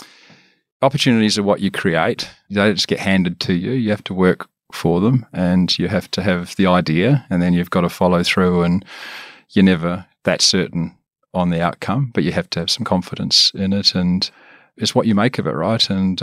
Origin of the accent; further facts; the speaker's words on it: Wellington, New Zealand; Originally from New Zealand, so from Wellington. Yep. That's my home.